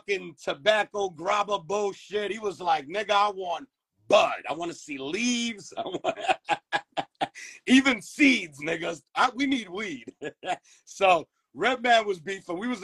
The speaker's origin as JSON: {"language": "English", "town": "New York City", "region": "New York", "country": "United States", "tie": "born or raised there", "also_born_or_lived": "Flushing, Queens", "said": "growing up in Queens before I even moved to Flushing, I grew up in Corona"}